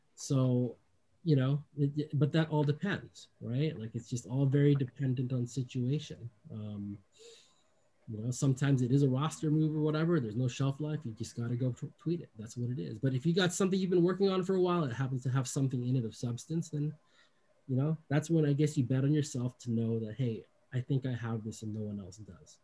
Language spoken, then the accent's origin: English; Bay Area, California, United States; I grew up in the Bay Area